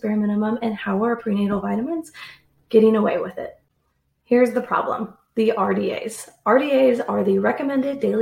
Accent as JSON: {"language": "English", "region": "the Midwest of the United States", "country": "United States", "also_born_or_lived": "Australia", "said": "I am from the Midwest of the United States."}